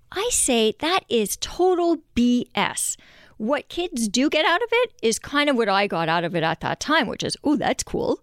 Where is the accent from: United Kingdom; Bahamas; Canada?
Canada; Montreal, Quebec; moved away as an adult; now in Vancouver, Canada; growing up in Montreal